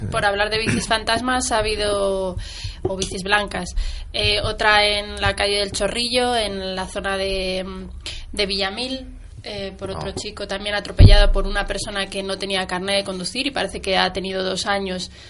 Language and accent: Spanish; Mexico; Es que yo estoy de intercambio, soy de México